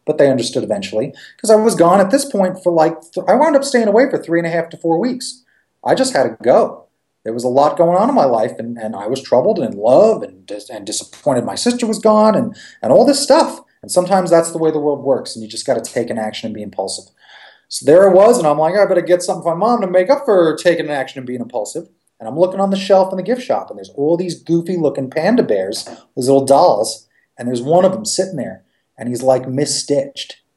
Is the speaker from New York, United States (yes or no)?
yes; Long Island, New York, United States; I grew up in Long Island or on Long Island